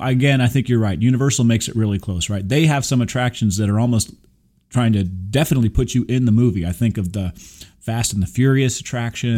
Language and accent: English; Burbank, California, United States; I was born in Burbank